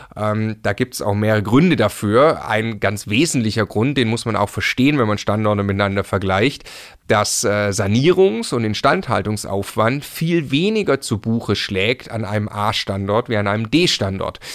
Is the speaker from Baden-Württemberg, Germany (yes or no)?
yes; Stuttgart, Baden-Württemberg, Germany; moved away as an adult; now in Munich, Germany; ich komme ursprünglich aus Stuttgart